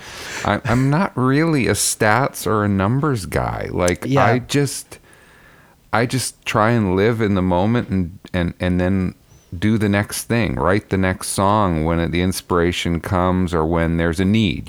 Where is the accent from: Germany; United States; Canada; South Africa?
Canada; Abbotsford, British Columbia; moved away as an adult; also born or lived in England; I'm speaking to you from my home in Abbotsford, British Columbia, where my parents bought this little farmhouse on 5 acres in 1970. So 52 years ago, I was 4 years old, and we moved into this house, and I now live here.